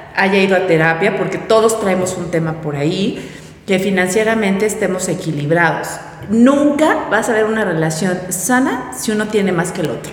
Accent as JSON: {"language": "Spanish", "region": "Puebla", "country": "Mexico", "said": "lo que yo vivía en mi colonia, lo que yo vivía como poblana y como ciudadana"}